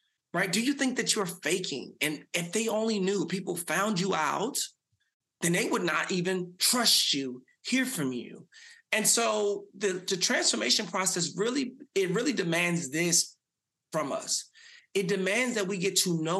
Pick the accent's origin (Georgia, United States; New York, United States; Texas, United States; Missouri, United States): Texas, United States; Dallas; So I grew up in South Dallas, had a mother who had me at 17.